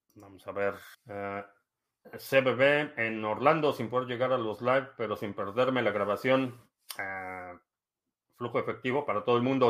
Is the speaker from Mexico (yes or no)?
yes; Mexico City, Mexico; nací en la Ciudad de México, eh, entonces sí la conozco.